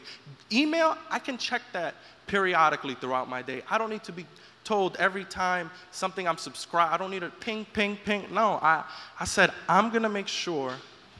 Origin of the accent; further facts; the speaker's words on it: New York, United States; being a New Yorker